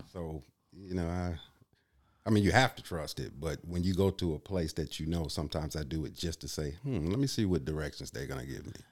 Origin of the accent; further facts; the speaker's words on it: Kenosha, Wisconsin, United States; also born or lived in Illinois; now in Green Bay, United States; I'm originally from Illinois. I grew up in Kenosha, Wisconsin.